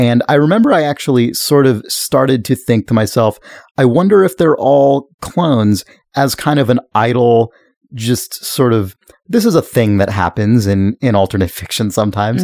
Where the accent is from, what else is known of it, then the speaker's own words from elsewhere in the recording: United States; as an American